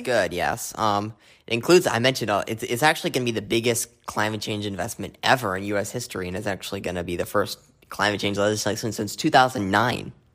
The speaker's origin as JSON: {"language": "English", "region": "Arizona", "country": "United States", "said": "my home state of, of Arizona"}